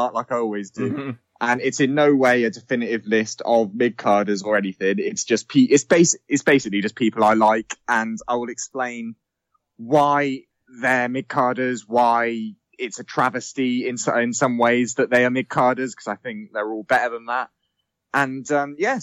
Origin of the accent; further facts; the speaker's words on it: England, United Kingdom; we are English.